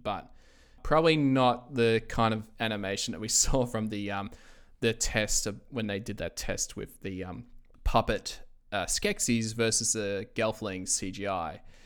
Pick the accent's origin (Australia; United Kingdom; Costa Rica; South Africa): Australia; I'm from Australia